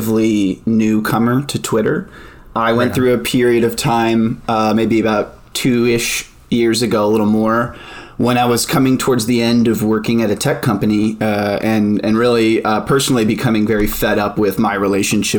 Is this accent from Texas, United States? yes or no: yes; Dallas, Texas, United States; moved away; also born or lived in California; I grew up in the Dallas-Fort Worth area and came back here about a year ago